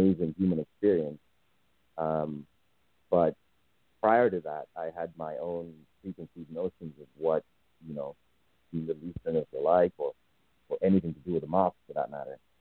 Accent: Zimbabwe; moved away; also born or lived in United States; I was born in Zimbabwe.

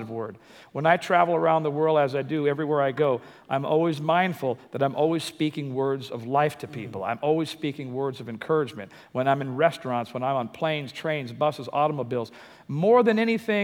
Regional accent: Compton, California, United States; I grew up in Compton

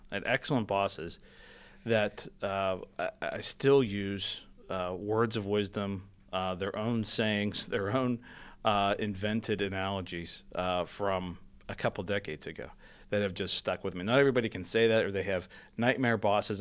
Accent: Penn Hills, Pennsylvania, United States; I grew up in Penn Hills. I'm a Pittsburgher.

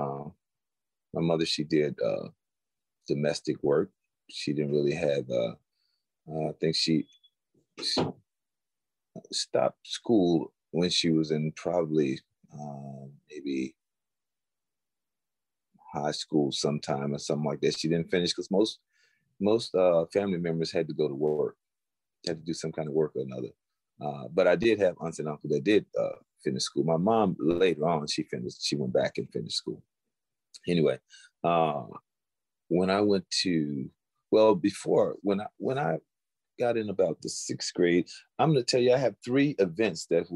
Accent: Florence, Alabama, United States; growing up in the South, the Deep South, a little town in Alabama called Florence.

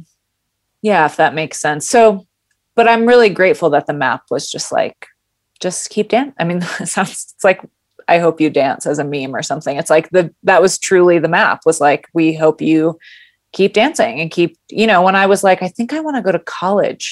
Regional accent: Grand Rapids, Michigan, United States; also born or lived in California; I was born and raised in Grand Rapids

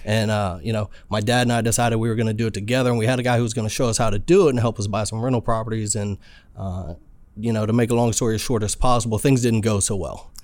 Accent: Alexandria, Virginia, United States; moved away as an adult; now in San Diego, United States; I'm a good old boy raised in Alexander, Virginia. Lived there for, uh, about forty-two years of my life

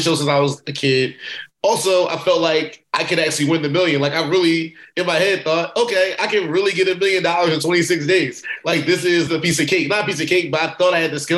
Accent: Philadelphia, Pennsylvania, United States; I'm from Philly

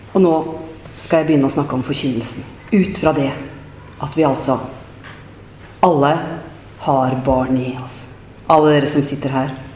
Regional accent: Nøtterøy, Vestfold, Norway; also born or lived in Trøsberg; menighetshuset hjemme på Teie på Nøtterøy, der jeg har vokst opp

